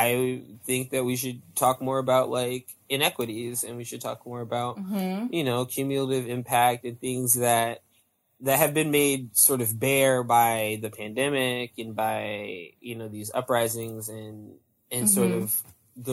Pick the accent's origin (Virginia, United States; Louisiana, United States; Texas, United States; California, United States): Virginia, United States; Northern; I was raised in Northern Virginia